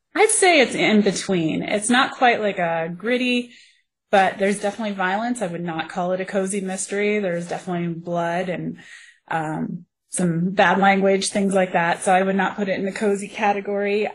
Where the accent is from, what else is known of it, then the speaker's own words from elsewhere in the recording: Colorado, United States; I grew up here in Colorado. I'm a Colorado native